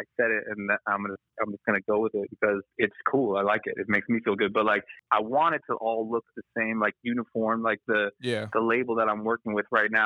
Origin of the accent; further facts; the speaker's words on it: Los Angeles, California, United States; I'm born and raised in L.A. I was born in Silver Lake.